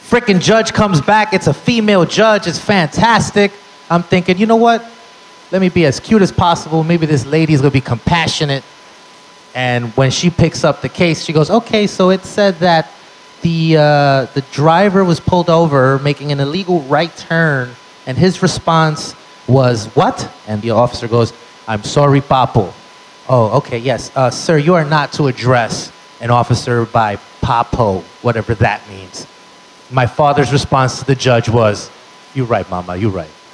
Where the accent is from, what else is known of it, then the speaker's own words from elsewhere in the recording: New York City, New York, United States; Born and raised in the Bronx.